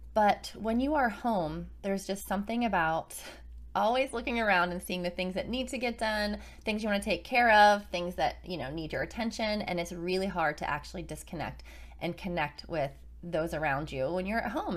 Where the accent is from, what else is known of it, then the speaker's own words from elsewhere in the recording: Carmichaels, Pennsylvania, United States; now in Virginia Beach, United States; where we grew up in Carmichael's, Pennsylvania, both of us